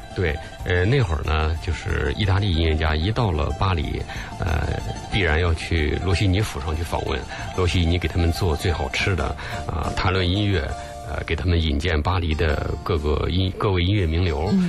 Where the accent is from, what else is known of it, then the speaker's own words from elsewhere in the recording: China; 我们中国人